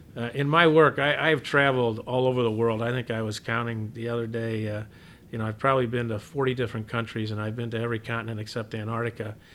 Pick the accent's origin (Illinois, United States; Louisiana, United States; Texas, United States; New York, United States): Illinois, United States; Southern; moved away as an adult; also born or lived in Chicago; growing up in Southern Illinois